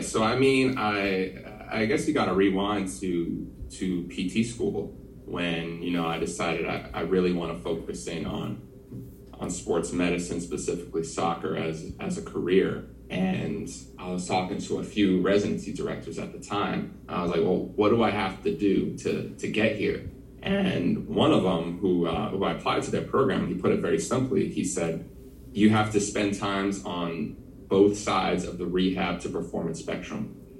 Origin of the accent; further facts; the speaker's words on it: New Jersey, United States; also born or lived in Philadelphia / Durham / Orlando; I'm from the the wonderful state of New Jersey. Uh, born and raised here.